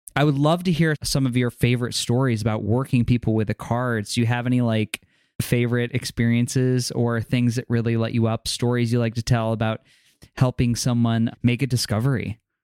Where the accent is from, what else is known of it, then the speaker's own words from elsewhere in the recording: New York, United States; growing up in New York or walking around New York City